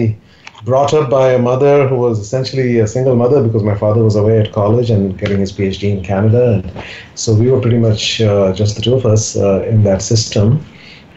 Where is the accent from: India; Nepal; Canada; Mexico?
India; moved away; I was born in India and really lived the first 5 years in a small village with my father's family